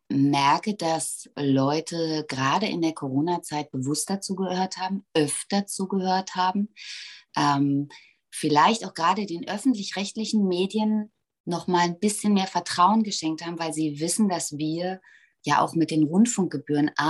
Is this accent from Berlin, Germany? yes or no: yes; Berlin, Germany; weil ich bin hier geboren und das ist meine Heimat und ich bin wahnsinnig verbunden mit Berlin.